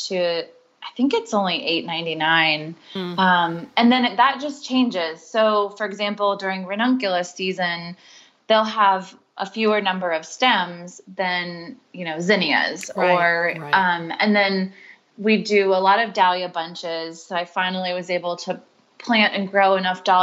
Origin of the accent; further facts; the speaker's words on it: Charleston, South Carolina, United States; moved away; I grew up in Charleston, South Carolina, and that's where they still live